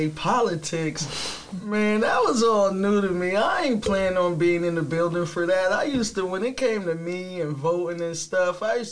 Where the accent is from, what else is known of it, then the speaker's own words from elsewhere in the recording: New York, United States; moved away; also born or lived in Maryland / Ohio; I'm from New York.